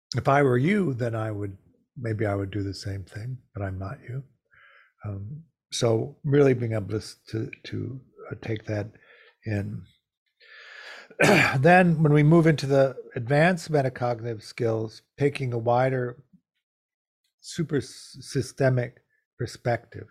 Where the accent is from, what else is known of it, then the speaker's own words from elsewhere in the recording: Chicago, Illinois, United States; I grew up in Chicago in the 50s.